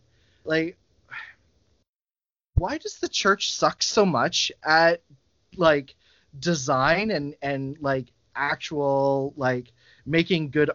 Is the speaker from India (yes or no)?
no; Canada; as a Canadian